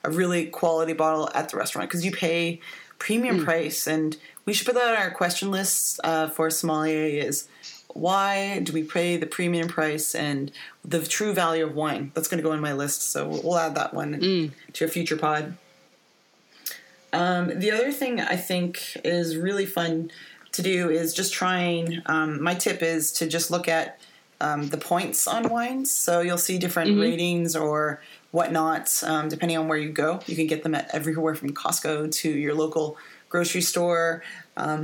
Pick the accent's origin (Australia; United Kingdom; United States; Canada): Canada; Niagara-on-the-Lake, Ontario; I grew up in the Niagara on the Lake, Niagara Falls area